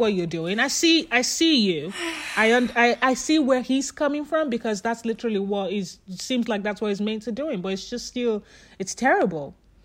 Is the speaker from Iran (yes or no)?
no; Nigeria; I'm Nigerian.